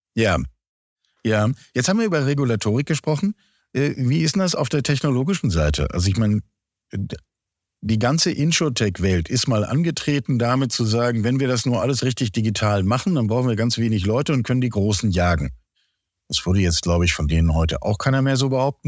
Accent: Germany; ich bin selber am Elbdeich aufgewachsen

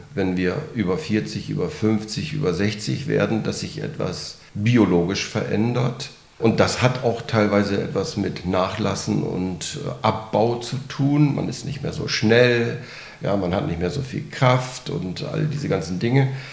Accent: North Sea coast, Germany; also born or lived in Aachen / Berlin; now in Bad Säckingen, Germany; ich bin an der Nordsee groß geworden

